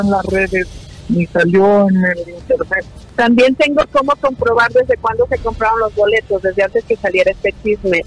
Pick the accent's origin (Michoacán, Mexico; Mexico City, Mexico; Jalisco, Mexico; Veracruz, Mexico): Jalisco, Mexico; Tepatitlán; yo vengo de una familia de trabajo, de una familia luchadora reconocida aquí en Tepatitlán